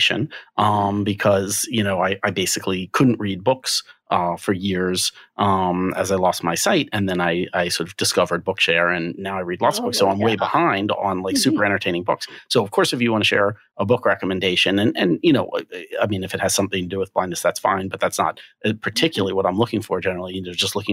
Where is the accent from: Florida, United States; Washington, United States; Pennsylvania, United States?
Pennsylvania, United States; Philadelphia; I'm from Philadelphia.